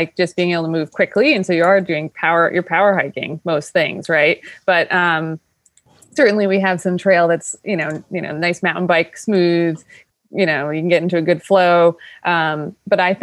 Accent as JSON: {"language": "English", "town": "Paul Smiths", "region": "New York", "country": "United States", "tie": "born or raised there", "also_born_or_lived": "Lake Placid, New York", "said": "I grew up in Paul Smith, New York"}